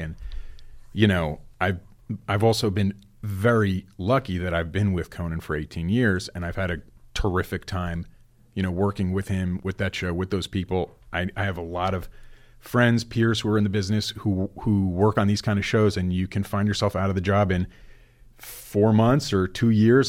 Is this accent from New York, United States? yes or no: no; New Jersey, United States; moved away; I grew up in New Jersey